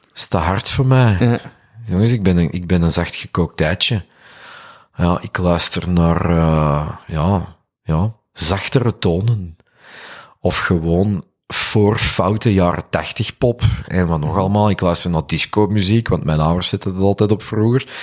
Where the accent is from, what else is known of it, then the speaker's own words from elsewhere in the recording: Duffel, Flanders, Belgium; Ik ben van Duffel. Ah, ik weet, ik ben hier ver van huis, dus ik versta dat ik ook gewoon een Antwerpenaar ben hier